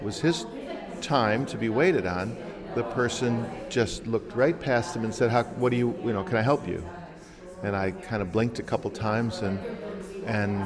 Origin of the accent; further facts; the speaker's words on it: Highland Park, Illinois, United States; I grew up in Chicago. I grew up in Highland Park, Illinois, North Shore suburb